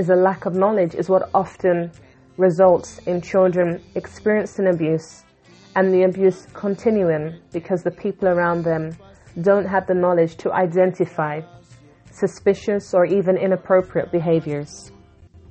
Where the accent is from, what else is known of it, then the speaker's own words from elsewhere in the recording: London, United Kingdom; I was born in London, England, to Jamaican parents